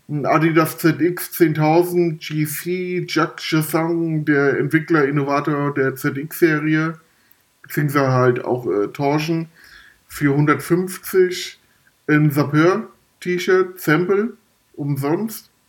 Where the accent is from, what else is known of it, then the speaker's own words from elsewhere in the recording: Frankfurt, Hesse, Germany; Ich glaube, in der E-Jugend, da habe ich dann bei uns im Norden Frankfurts äh, das erste Mal im Verein gespielt.